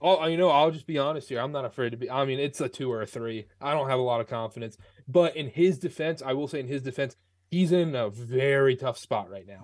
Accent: North Carolina, United States; I grew up, I'm from North Carolina.

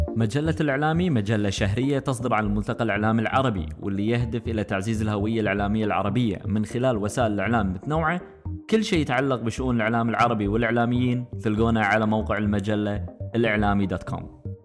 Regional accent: Kuwait; احنا عندنا بالكويت

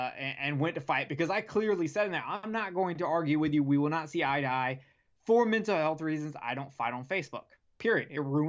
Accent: Alabama, United States; born there; also born or lived in South Carolina; When I graduated 10th grade, I got moved from South Carolina to Alabama. I was born in Alabama, so it's not like I didn't know where I was.

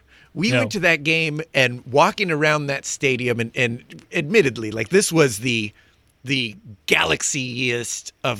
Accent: Cerritos, California, United States; I'm from Cerritos.

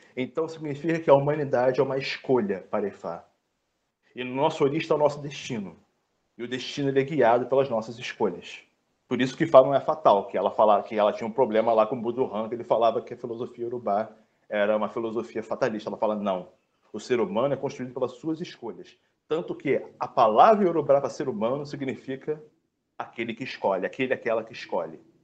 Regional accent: Brazil; somos brasileiros

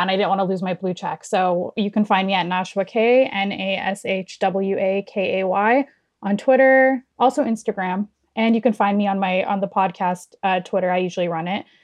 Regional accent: Toronto, Ontario, Canada; I'm not from New York, but I'm from Toronto

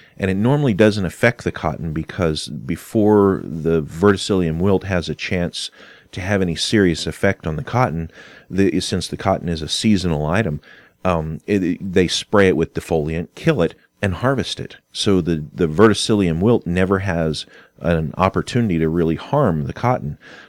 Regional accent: California, United States; born there; also born or lived in Kentucky; And now I was born in California, so we had moved back and forth from Kentucky to California on several occasions.

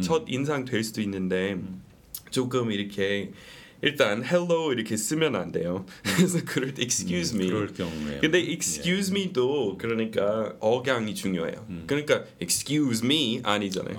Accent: United States; Korean is a second language; moved away

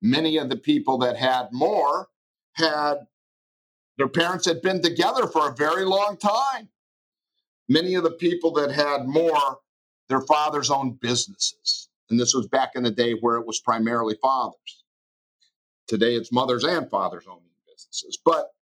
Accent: Detroit, Michigan, United States; Life in Detroit was wonderful. I was raised in the late 50s and early 60s as a young person there in a lower middle class household

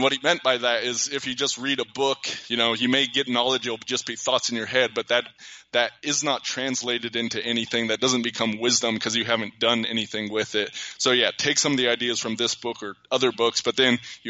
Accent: United States; I was a standard white kid growing up in America

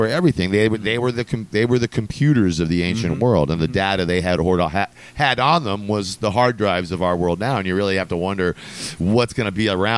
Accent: Northern Virginia, United States; also born or lived in Canada / Richmond, Virginia; I'm from Northern Virginia. When I say from there, I grew up there from 4 to 18. And then before that, I was born in Canada

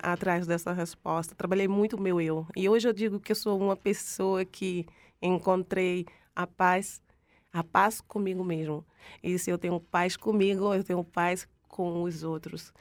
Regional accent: Northeast Region, Brazil; moved away; por ser nordestina e ter um orgulho imenso do meu Nordeste

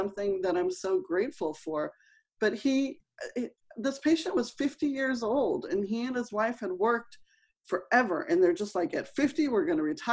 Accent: Los Angeles, California, United States; I grew up in Los Angeles

